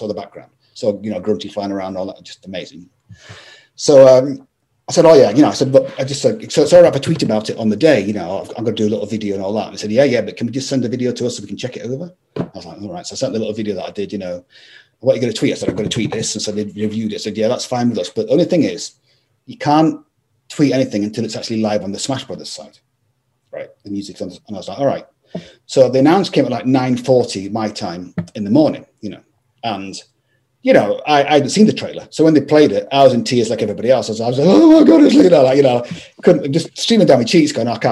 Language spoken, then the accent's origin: English; Scotland, United Kingdom; I'm from Scotland